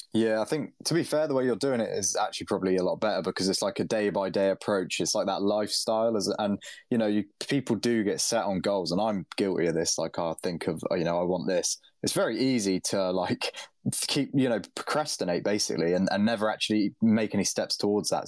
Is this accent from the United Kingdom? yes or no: yes; United Kingdom; as a Brit